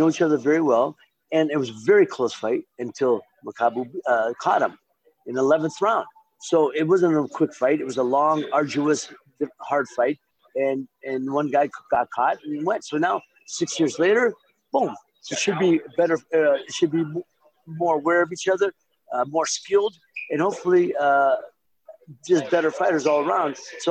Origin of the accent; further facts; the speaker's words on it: Youngstown, Ohio, United States; I fought more fights there on the way up than I fought in my hometown in Youngstown, though it's the next town over.